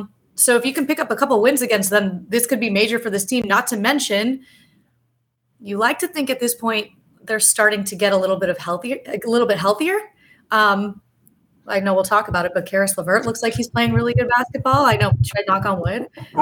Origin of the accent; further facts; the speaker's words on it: Miami, Florida, United States; now in Indianapolis, United States; my hometown team and the Miami Heat